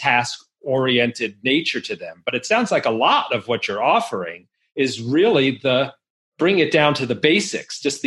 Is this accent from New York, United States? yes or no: yes; New York, United States; I grew up in New York